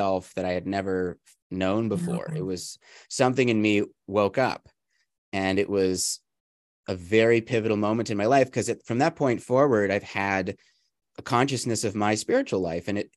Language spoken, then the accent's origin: English; Calgary, Alberta, Canada; I was raised in the Jewish community in Calgary, Alberta, which is in Canada